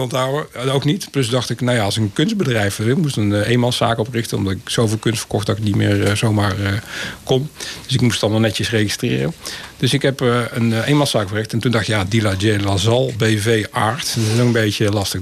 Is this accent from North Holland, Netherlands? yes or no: no; North Brabant, Netherlands; Ik kom zelf uit Brabant